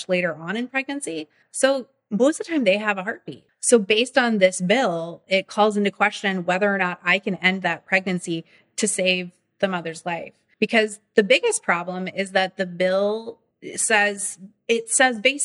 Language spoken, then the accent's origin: English; Nebraska, United States; I was born in Nebraska